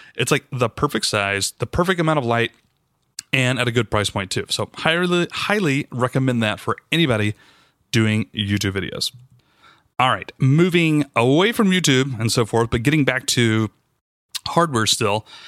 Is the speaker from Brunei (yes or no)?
no; the South, United States; I'm from the South